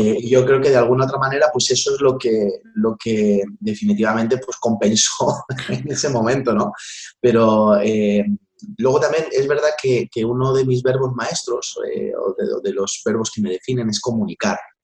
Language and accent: Spanish; Madrid, Community of Madrid, Spain; also born or lived in Vallecas, Madrid / Valdemoro; viví en Canillejas mucho tiempo, hasta los 18 años, y después de allí, pues me, fui al barrio de Vallecas.